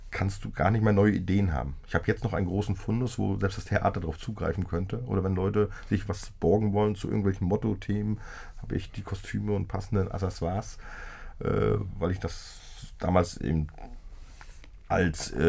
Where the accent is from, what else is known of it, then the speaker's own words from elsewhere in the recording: Greifswald, Mecklenburg-Vorpommern, Germany; Also so kenne ich das eigentlich auch aus meiner Heimatstadt Greifswald.